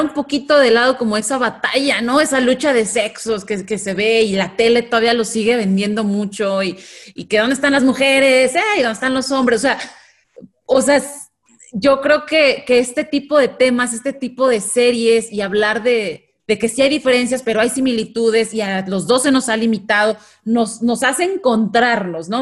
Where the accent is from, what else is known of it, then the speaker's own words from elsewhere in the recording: Mexico; los mexicanos